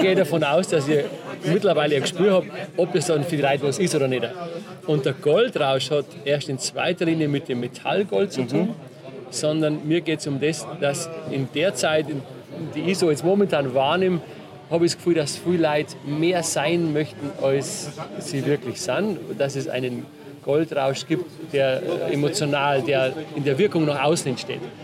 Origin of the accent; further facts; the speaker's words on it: Bavaria, Germany; Und aus einem kleinen Bauerndorf, Wertach heißt